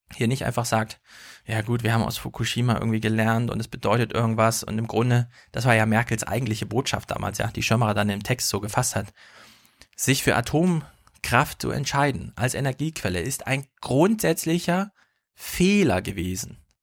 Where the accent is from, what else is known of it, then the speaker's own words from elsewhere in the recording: Jena, Thuringia, Germany; Jena, meine Heimatstadt